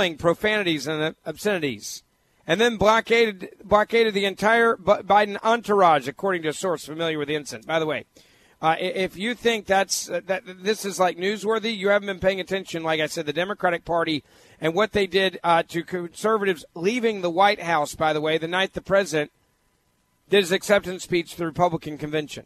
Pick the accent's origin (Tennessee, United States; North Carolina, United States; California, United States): Tennessee, United States; Memphis; my hometown of Memphis, Tennessee